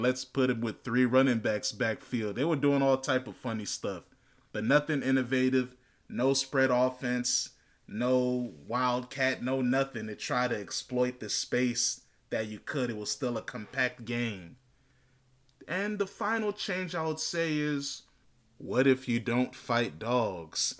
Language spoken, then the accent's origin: English; Northern Virginia, United States; I'm actually from Northern Virginia, So I grew up watching Michael Vick at Virginia Tech